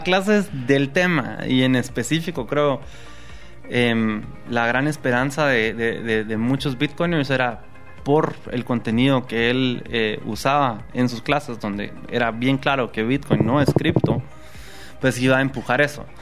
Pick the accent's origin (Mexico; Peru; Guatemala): Guatemala; como guatemaltecos